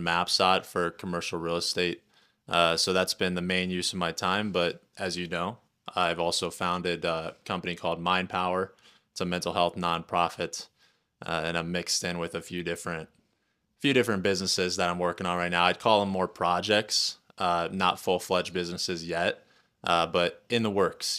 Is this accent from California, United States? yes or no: no; Indiana, United States; moved away as an adult; also born or lived in Lafayette, Indiana / South Florida; now in Wyoming, United States; I grew up in Indiana in a super small town, about 5,000 people uh, in the farmland uh, across the street from some cornfields